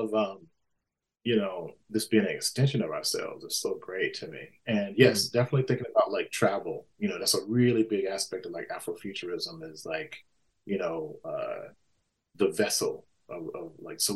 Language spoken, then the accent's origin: English; Mississippi, United States; I grew up in Mississippi, you know, in a, you know, post-civil rights era.